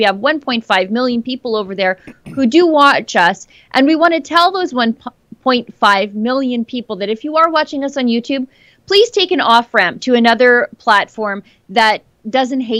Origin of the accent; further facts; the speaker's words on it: Fort Saskatchewan, Alberta, Canada; I'm from Fort Saskatchewan. We don't have escalators here